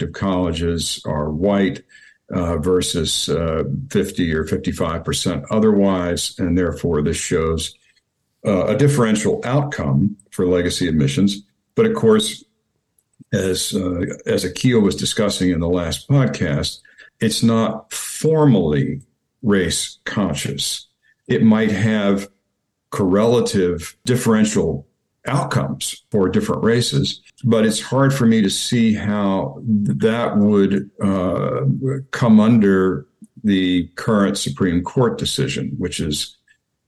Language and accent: English; Kentucky, United States; moved away as an adult; I came to Yale from Kentucky